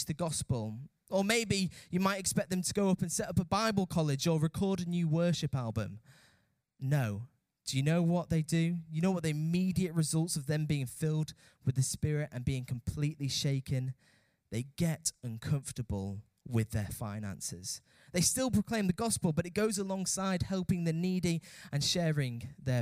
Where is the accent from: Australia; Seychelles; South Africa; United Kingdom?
United Kingdom; as British people